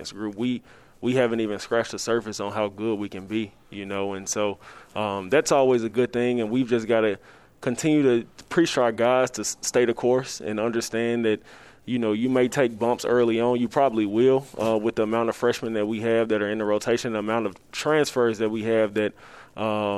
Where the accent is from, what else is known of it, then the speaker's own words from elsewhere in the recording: the South, United States; I'm from the South, so I'm an SEC guy